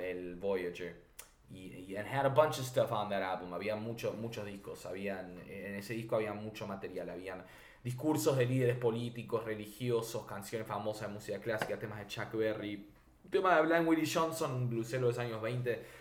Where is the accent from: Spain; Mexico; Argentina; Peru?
Argentina; soy genuino, digo, soy argentino, pero digamos, tuve una crianza anglosajona